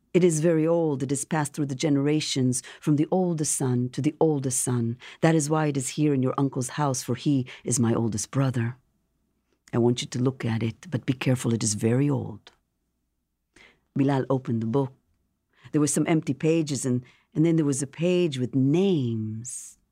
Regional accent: Jerusalem, Jerusalem District, Israel; moved away as an adult; now in Washington, D.C. area, United States; growing up in Jerusalem, coming to this country

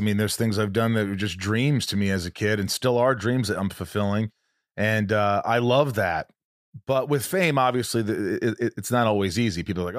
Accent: Indiana, United States; I grew up in Indiana

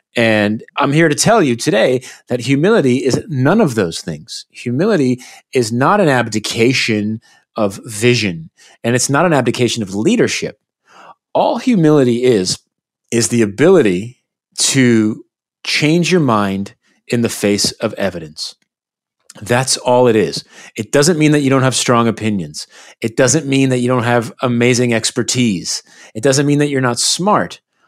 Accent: United States; I grew up in the United States, and sadly, especially today, humility is in short supply in the United States.

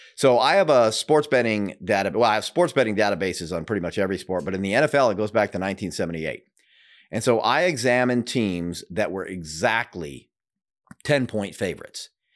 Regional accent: Seattle, Washington, United States; also born or lived in Denver; now in Florida, United States; I'm originally from Seattle, but lived in Denver for many years and am fairly new to Florida

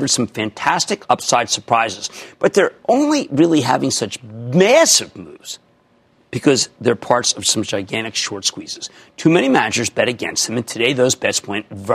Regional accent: New Jersey, United States; my home state of New Jersey

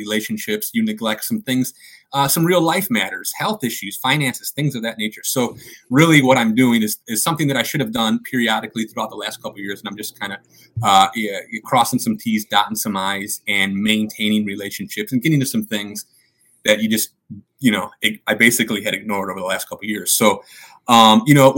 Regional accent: Chicago, Illinois, United States; I grew up in Chicago

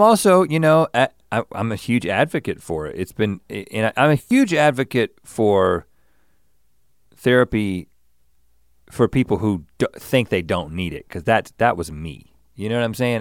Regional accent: Buies Creek, North Carolina, United States; now in Los Angeles, United States; I grew up in Bowie's Creek

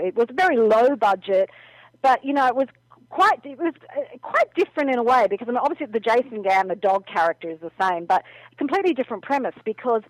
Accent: Australia; I also work for Australian media as well, being an Aussie

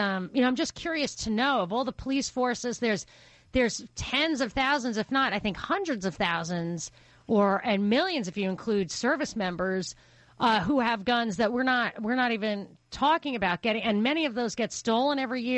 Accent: Brooklyn, New York, United States; I'm a girl from New York. I'm from Brooklyn.

